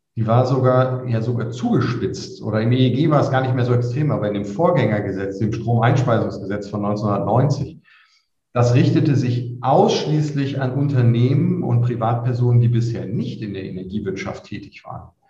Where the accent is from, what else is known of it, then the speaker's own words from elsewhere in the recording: Lüneburg, Lower Saxony, Germany; moved away as an adult; now in Würzburg, Germany; nicht gebürtiger Unterfranke, sondern komme aus Lüneburg, wo ich zur Schule gegangen bin